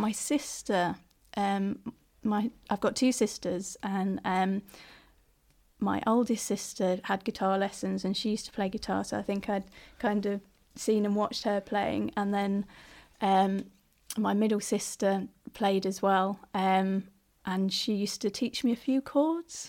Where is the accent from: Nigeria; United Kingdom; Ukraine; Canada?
United Kingdom; London; moved away as an adult; also born or lived in Sheffield / Ireland / Irish background; now in Leeds, United Kingdom; I'm from South London originally, so that's kind of where I grew up